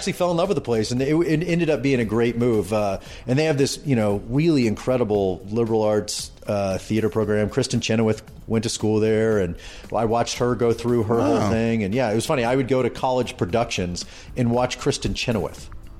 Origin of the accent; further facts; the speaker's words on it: Dallas, Texas, United States; Dallas, Texas